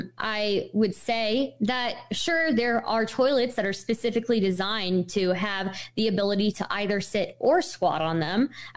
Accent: United States; I was born and raised in America. I have said on the show before, I am American first.

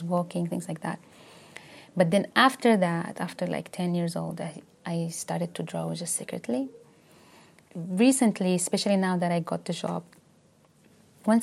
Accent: Yemen; moved away as an adult; now in United Kingdom; I come from Yemen

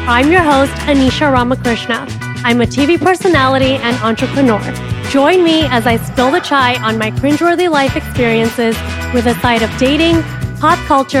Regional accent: Jakarta, Indonesia; also born or lived in India; now in United States; I was born in India and I was raised in Jakarta, Indonesia, we're very British at home.

